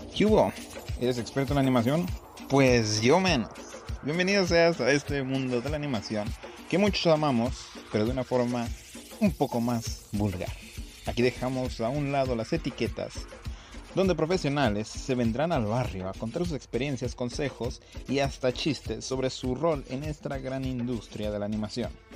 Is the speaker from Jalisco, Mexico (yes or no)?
no; Aguascalientes, Mexico; somos del estado de Aguascalientes y somos bien pinches orgullosos de ser de ahí